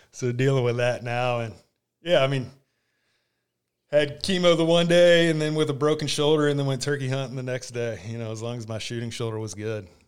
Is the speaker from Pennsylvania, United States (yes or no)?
no; Winter Park, Florida, United States; him and my mom moved down to, uh, Winter Park, and that's when I was born